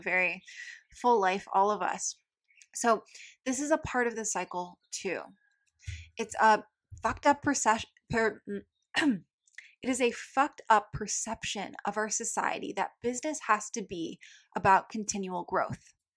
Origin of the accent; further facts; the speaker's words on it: Michigan, United States; now in Maui, United States; I'm originally from Michigan, the Midwest